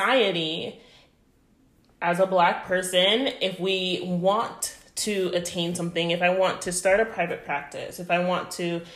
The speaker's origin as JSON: {"language": "English", "country": "Canada", "moved": "as an adult", "said": "I'm Canadian"}